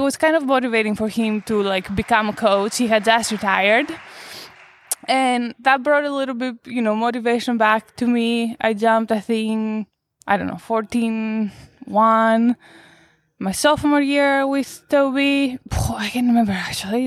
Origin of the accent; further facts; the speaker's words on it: Greece; moved away; I was born in Greece. I grew up in Greece